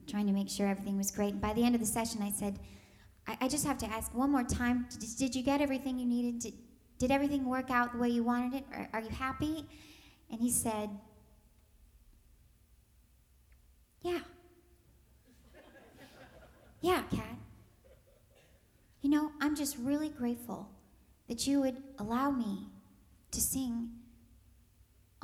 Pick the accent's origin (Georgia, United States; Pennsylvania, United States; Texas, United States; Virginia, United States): Texas, United States; I'm from Texas